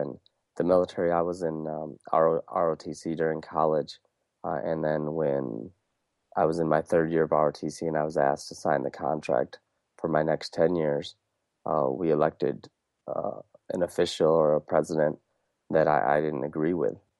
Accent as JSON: {"language": "English", "region": "Wisconsin", "country": "United States", "tie": "born or raised there", "also_born_or_lived": "India", "said": "growing up in Wisconsin, being born in, uh, India"}